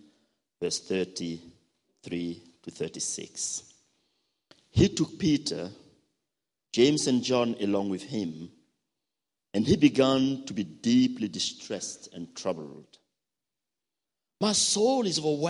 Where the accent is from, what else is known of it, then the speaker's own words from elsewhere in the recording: Burkina Faso; from Burkina Faso.